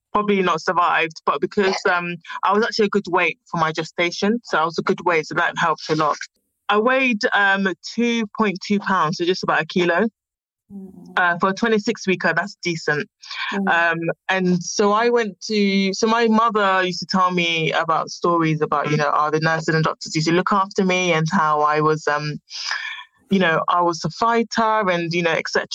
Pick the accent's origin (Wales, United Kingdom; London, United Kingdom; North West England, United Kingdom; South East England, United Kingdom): London, United Kingdom; also born or lived in Ghana; I born and bred in London, West London